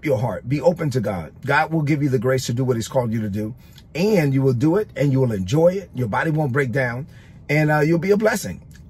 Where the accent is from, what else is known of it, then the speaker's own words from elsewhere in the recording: New York City, New York, United States; I'm a Dominican kid from Brooklyn. I grew up in East New York, Brooklyn